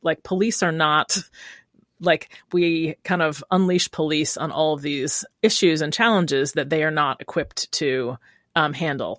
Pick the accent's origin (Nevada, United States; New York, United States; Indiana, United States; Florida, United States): New York, United States; Rochester; born or raised there; moved away as an adult; also born or lived in Brooklyn, New York; now in Oakland, United States